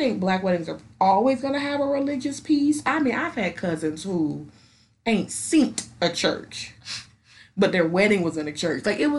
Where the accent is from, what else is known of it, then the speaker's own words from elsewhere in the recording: Charlotte, North Carolina, United States; Because my people are from, like, a small town in South Carolina. I'm from Charlotte.